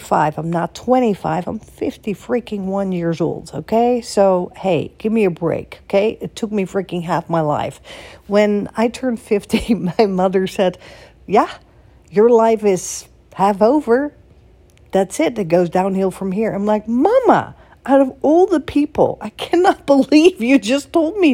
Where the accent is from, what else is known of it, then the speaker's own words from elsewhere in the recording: Netherlands; moved away as an adult; also born or lived in Florida, United States / Boston, United States / Beverly Hills, United States / New York, United States; now in United States; in Holland, where I'm from